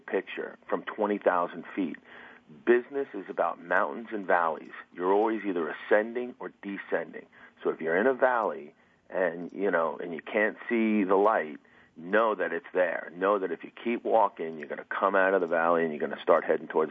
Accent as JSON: {"language": "English", "region": "New Jersey", "country": "United States", "said": "I'm from New Jersey, but today I'm in Tampa"}